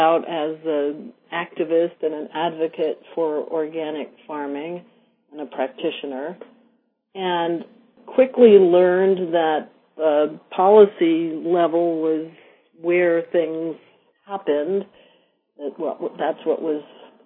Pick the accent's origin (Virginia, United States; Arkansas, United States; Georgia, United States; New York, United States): New York, United States; moved away as an adult; also born or lived in Vermont; as a former city girl, I grew up in New York